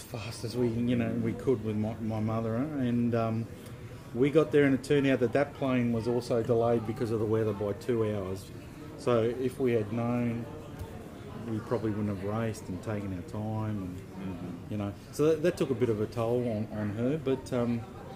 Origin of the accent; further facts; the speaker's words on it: Australia; from Australia